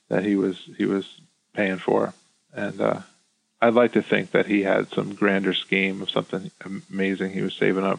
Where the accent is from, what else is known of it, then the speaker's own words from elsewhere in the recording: San Francisco, California, United States; moved away as an adult; now in Chicago, United States; I grew up in San Francisco